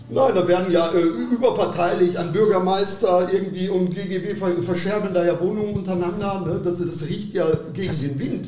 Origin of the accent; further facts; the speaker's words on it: Datteln, North Rhine-Westphalia, Germany; ich komme aus Datteln, Waltrop